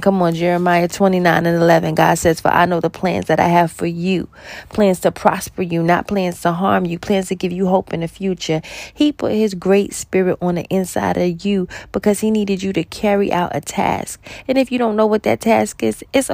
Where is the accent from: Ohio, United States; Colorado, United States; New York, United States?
New York, United States; I'm from New York